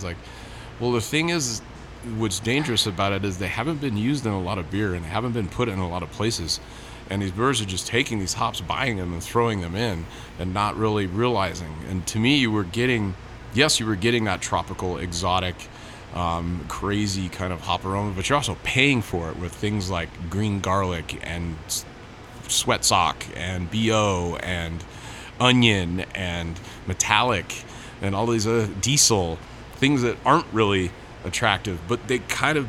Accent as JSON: {"language": "English", "town": "San Diego", "region": "California", "country": "United States", "said": "I'm from San Diego"}